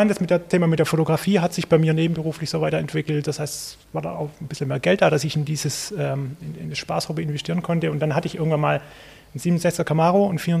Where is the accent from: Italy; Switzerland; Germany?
Germany; Baden-Württemberg; ich komme aus der Stuttgarter Gegend. Meine Oma hat in Zuffenhausen gewohnt.